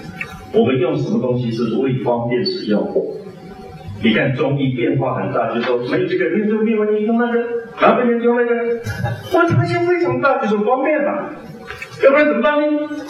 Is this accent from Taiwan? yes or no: no; China; 西方人他是神造的，偏偏我们中国人是人造神。